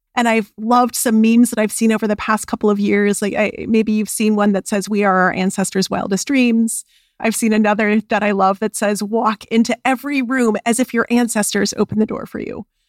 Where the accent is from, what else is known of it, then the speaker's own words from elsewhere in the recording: Albuquerque, New Mexico, United States; I was raised in Albuquerque, New Mexico